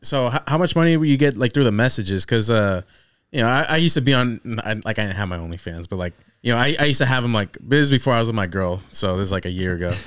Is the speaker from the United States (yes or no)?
yes; Corning, California, United States; moved away; we're from Corning, so that's even smaller